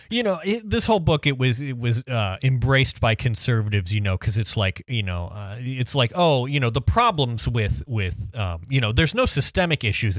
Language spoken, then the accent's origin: English; Ohio, United States; now in Detroit area, United States; my hometown, uh, was not technically Middletown, Ohio, but our postal address was Middletown, Ohio, because we lived about fifteen miles from Middletown, Ohio